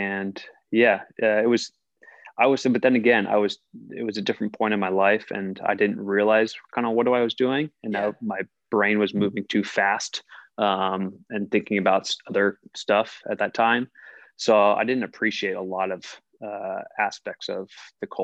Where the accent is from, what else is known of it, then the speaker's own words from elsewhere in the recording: Southern California, United States; I grew up in Southern California